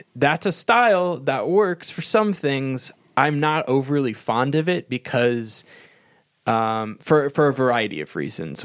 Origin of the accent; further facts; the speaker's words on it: United States; I'm an American